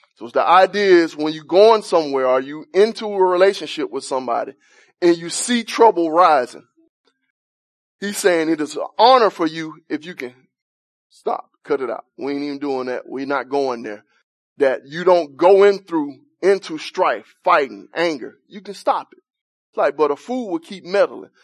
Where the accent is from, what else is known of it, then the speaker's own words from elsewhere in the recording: Alabama, United States; I'm from Alabama, man. Grew up with no central heat